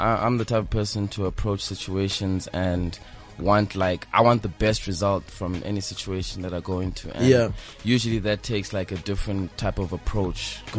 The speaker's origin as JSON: {"language": "English", "town": "Queenstown", "region": "Eastern Cape", "country": "South Africa", "moved": "as an adult", "lives_now": "Johannesburg, South Africa", "said": "You know, I come from Queenstown, so which is a really small, like, retirement town."}